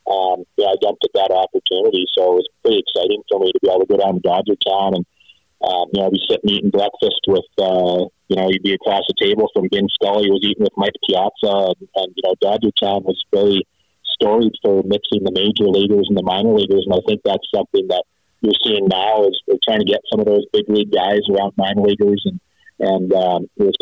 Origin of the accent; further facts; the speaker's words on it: Medicine Hat, Alberta, Canada; schedule to go play Medicine Hat so it was quite a thing to be able to come play professional baseball in my hometown against the home team.